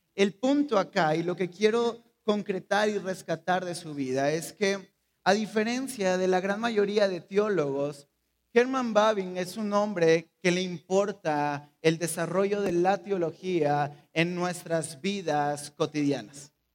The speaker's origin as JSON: {"language": "Spanish", "country": "Mexico", "said": "Somos mexicanos"}